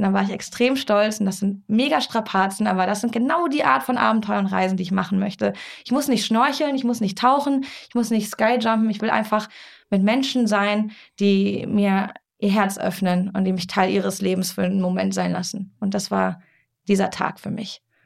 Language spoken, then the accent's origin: German; Germany; wir als Deutsche